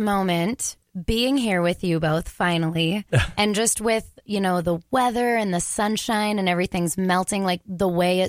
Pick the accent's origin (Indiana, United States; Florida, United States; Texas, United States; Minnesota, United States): Minnesota, United States; Eveleth; also born or lived in Ely, Minnesota; growing up in Eveleth.